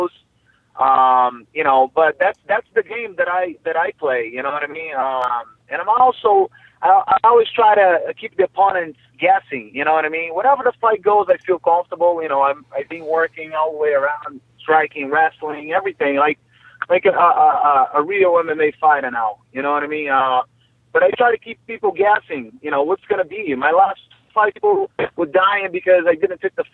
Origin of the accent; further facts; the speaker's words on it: Rio de Janeiro, Brazil; moved away as an adult; also born or lived in Vila Velha, Espírito Santo; now in United States; I'm from Brazil. I was born in Brazil, city of Rio de Janeiro, you know, 1978.